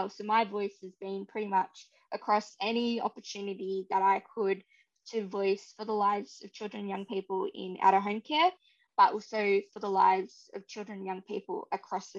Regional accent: Dubbo, New South Wales, Australia; moved away as an adult; now in Beresfield, Australia; I've grown up on beautiful Wiradjuri country all my life and always had a proud connection to Dubbo community

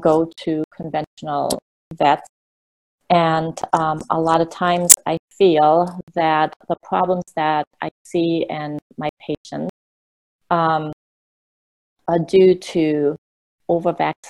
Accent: Germany; moved away; I grew up in Germany

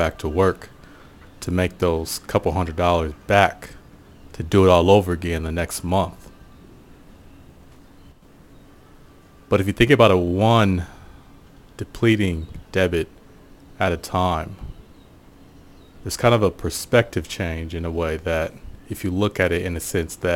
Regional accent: Portland, United States; growing up in Portland

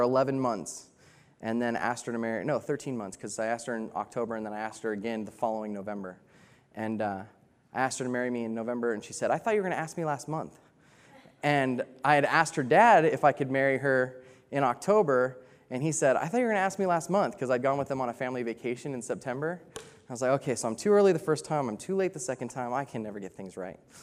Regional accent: United States; moved away; I'm American, and I'm a cowboy

